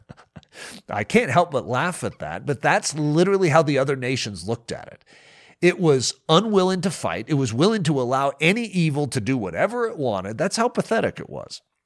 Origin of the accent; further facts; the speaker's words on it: United States; I'm from America